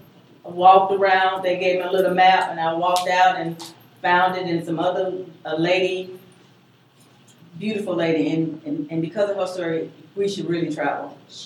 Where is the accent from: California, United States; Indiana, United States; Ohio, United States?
Indiana, United States; moved away as an adult; also born or lived in Germany / Korea / Hawaii; now in South Carolina, United States; because I grew up in Indiana